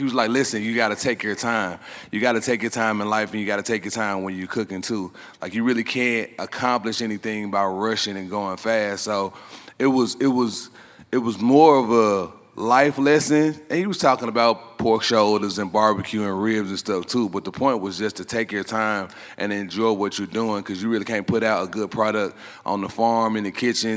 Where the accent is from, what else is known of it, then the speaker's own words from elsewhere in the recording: Memphis, Tennessee, United States; I'm from Memphis, Tennessee, aka barbecue pork capital of the world.